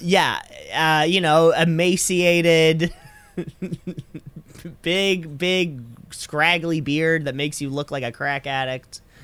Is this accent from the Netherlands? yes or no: no; Canada; I'm too Canadian